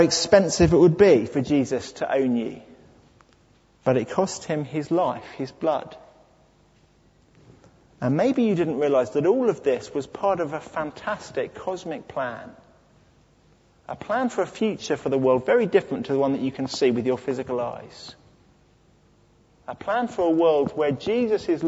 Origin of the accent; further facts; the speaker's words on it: United Kingdom; I'm British